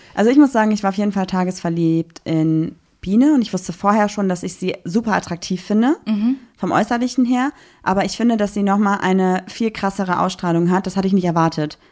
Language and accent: German; Düsseldorf, North Rhine-Westphalia, Germany; als Düsseldorferin.